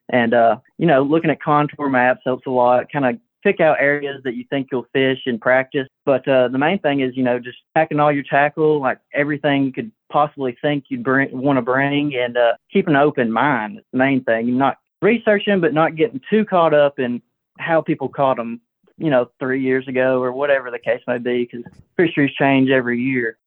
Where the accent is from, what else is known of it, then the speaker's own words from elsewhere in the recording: Jacksonville area, Alabama, United States; I went to school in uh, Pleasant Valley. It's a school maybe 20 minutes outside of JSU